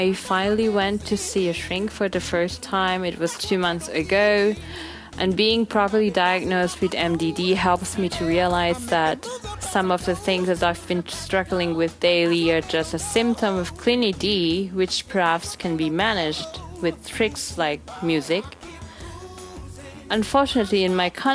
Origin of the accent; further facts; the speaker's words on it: Bangkok, Thailand; I'm from Bangkok, Thailand.